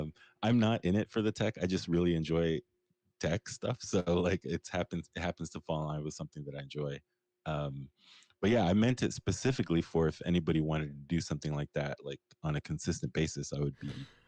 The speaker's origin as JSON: {"language": "English", "country": "Pakistan", "said": "You can call me … if you want. I'm actually Pakistani."}